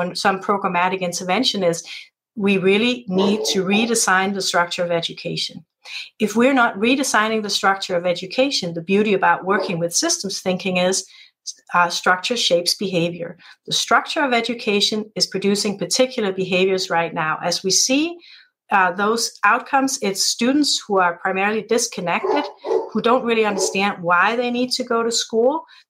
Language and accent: English; Denmark; moved away; being part American but part Danish, growing up in the Danish system